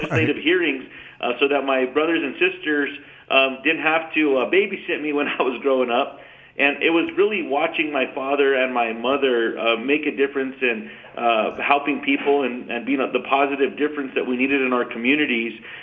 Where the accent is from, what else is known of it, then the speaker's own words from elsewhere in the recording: New Mexico, United States; I was born and raised in New Mexico, still live on a small farm that my great-grandparents, grandparents, and parents lived on